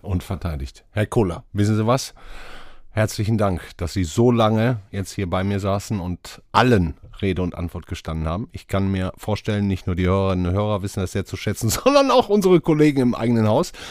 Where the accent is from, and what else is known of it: Ruhr area, North Rhine-Westphalia, Germany; born or raised there; moved away